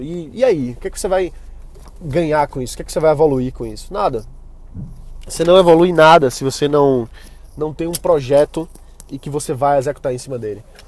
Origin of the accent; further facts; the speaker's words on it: Brazil; eu sou brasileiro